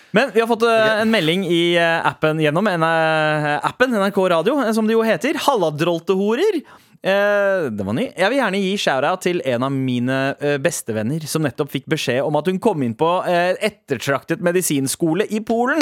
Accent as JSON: {"language": "Norwegian", "region": "Oslo", "country": "Norway", "said": "I'm from Oslo"}